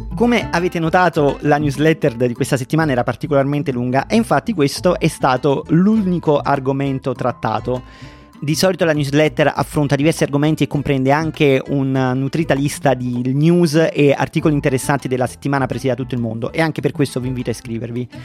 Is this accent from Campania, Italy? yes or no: yes; Naples, Campania, Italy